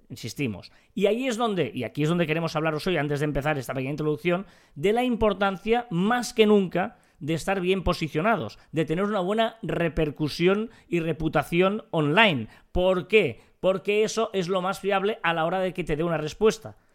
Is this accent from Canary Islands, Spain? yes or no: no; Catalonia, Spain